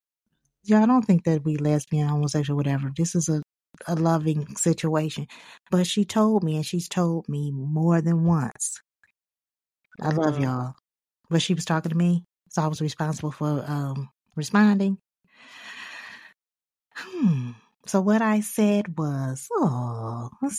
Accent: Highland Park, Michigan, United States; I'm from Highland Park

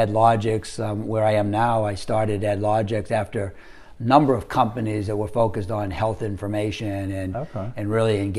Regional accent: Maine, United States; moved away as an adult; also born or lived in Rhode Island / Philadelphia / South Carolina / Virginia; I grew up in Maine, went to the University of Rhode Island

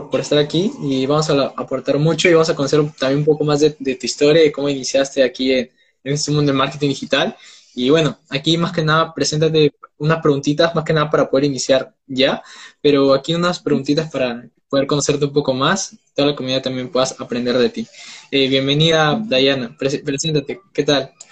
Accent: Peru; tengo 19 años, soy de Perú

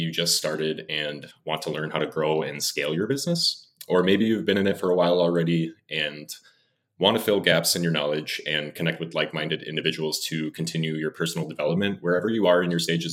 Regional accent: Wisconsin, United States; moved away as an adult; now in Los Angeles, United States; I grew up in Wisconsin all my life, and I've lived in Los Angeles now for about 6 years

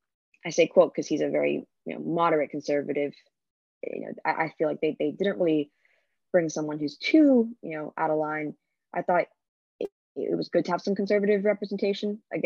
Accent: Miami, Florida, United States; moved away as an adult; now in Washington, D.C., United States; I am a sophomore in the SFS, and I'm from Miami originally.

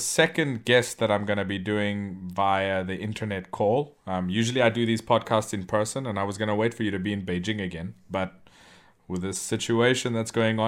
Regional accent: South Africa; I went to a Chinese school when I was growing up in South Africa

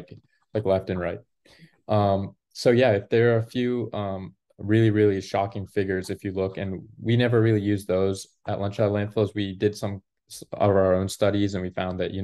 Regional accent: Maryland, United States; I grew up in Maryland my whole life, a town about 40 minutes outside of Washington, D.C. and 40 minutes outside of Baltimore

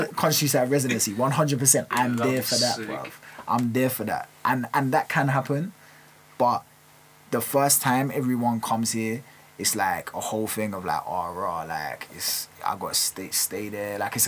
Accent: London, United Kingdom; I'm from North London

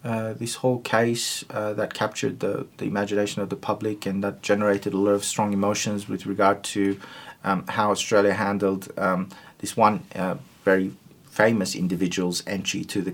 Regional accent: Turkey; first language Turkish; English is a second language; No Asian languages, but my native language is Turkish, which is again very different from the other languages that I speak

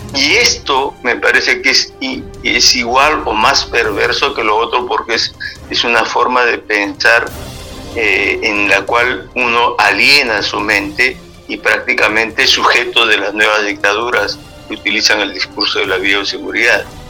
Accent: Luya, Amazonas, Peru; now in France; Yo soy nacido en el departamento de Amazonas, en la provincia de Luya, el distrito de Luya. Muy bien, soy andino amazónico

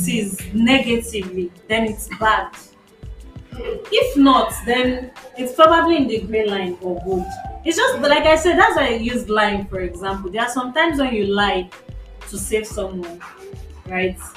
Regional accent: Nigeria; as a Nigerian

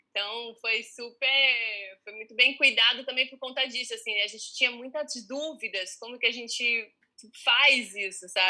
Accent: São Carlos, São Paulo, Brazil; moved away as an adult; now in Rio de Janeiro, Brazil; eu vim de São Carlos muito inexperiente

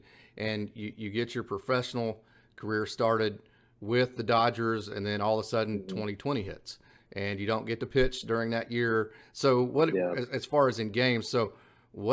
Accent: Oklahoma, United States; I get to cover Oklahoma City and Tulsa because I'm from the Oklahoma area

